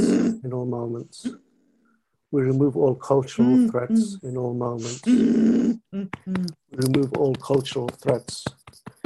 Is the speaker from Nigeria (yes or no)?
no; Pakistan; I'm from Pakistan